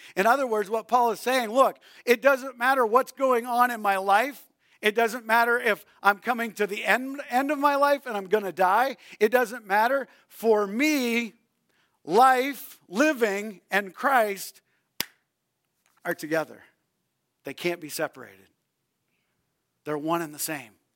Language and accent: English; New Brunswick, Canada; I grew up in New Brunswick, Canada.